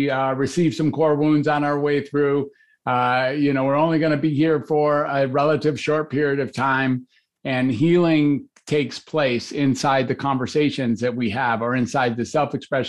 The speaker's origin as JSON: {"language": "English", "town": "Detroit", "region": "Michigan", "country": "United States", "tie": "born or raised there", "also_born_or_lived": "Ann Arbor", "said": "I grew up in Detroit"}